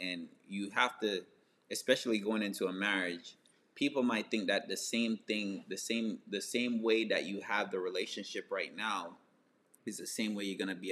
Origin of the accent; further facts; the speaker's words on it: Jamaica; moved away; I grew up in Jamaica